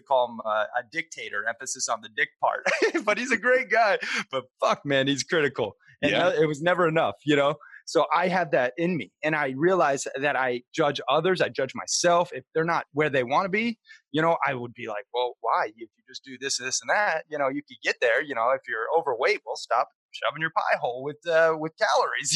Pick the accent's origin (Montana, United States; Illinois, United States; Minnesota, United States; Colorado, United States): Montana, United States; also born or lived in Sarasota, Florida; I grew up half in Montana playing cowboy, you know, fishing, hunting, camping every chance I could, and then half in Sarasota, Florida, surf and skate and being a little, you know, beach bum